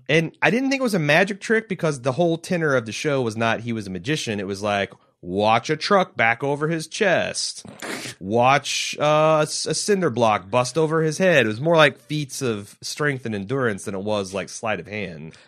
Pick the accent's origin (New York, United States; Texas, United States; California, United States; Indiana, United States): Indiana, United States; I'm from Indiana.